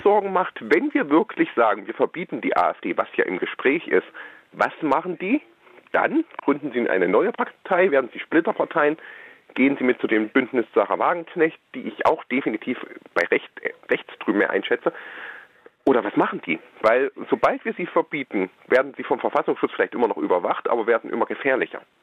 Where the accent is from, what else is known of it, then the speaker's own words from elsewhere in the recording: Erfurt, Thuringia, Germany; Ich, ich, bin in Erfurt geboren